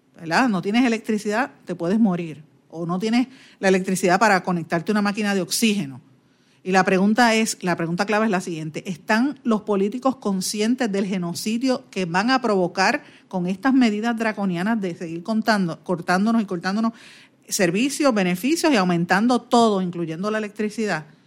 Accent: Guaynabo, Puerto Rico; mi pueblo de Guainabo

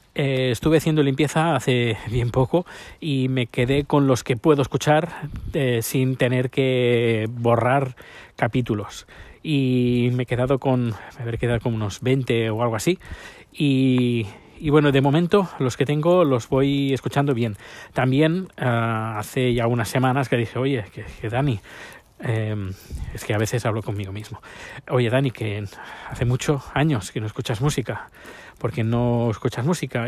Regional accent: Spain; moved away as an adult; now in Sweden; 10 años cuando salí de España

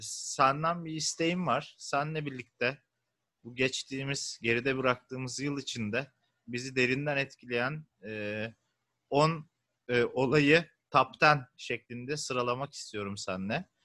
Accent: İzmir, Turkey; bir İzmirli olarak

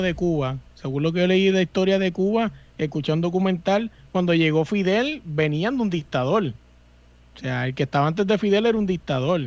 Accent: Puerto Rico; yo soy boricua

